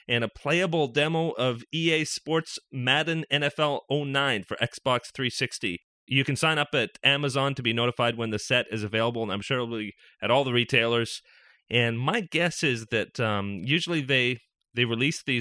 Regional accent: Canada; I'm from Canada

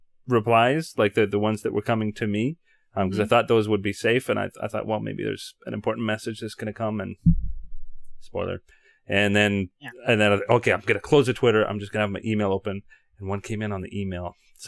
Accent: Canada; I'm Canadian

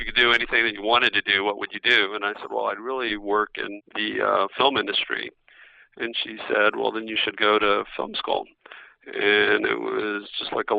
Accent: Fort Worth, Texas, United States; moved away as an adult; Went back to Texas, went back to Fort Worth, where I'm from

